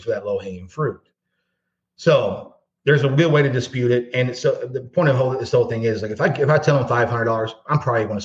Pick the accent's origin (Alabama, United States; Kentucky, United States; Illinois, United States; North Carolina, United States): Kentucky, United States; Louisville; also born or lived in East Valley, Arizona; I'm from Louisville, Kentucky. We don't say Louisville, we say Louisville.